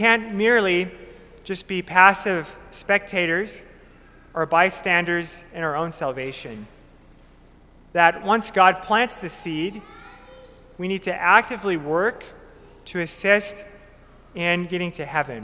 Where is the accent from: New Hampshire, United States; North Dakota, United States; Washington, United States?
North Dakota, United States; Minot; moved away as an adult; now in Bismarck, United States; I'm from Minot, North Dakota